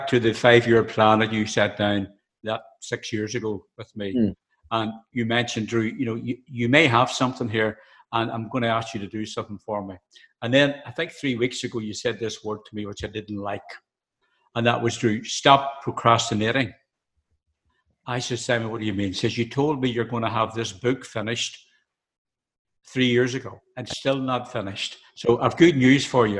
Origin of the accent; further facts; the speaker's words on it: Northern Ireland, United Kingdom; being Northern Ireland and my accent